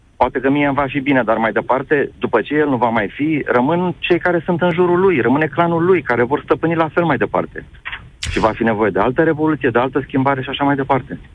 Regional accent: Romania; pentru mine, ca român

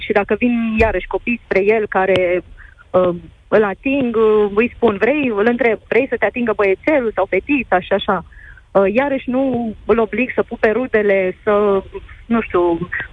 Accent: Moldova; eu sunt din Basarabia

